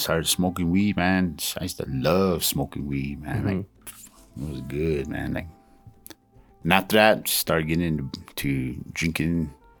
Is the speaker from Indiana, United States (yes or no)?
no; Alamogordo, New Mexico, United States; I was born in Alamogordo, New Mexico.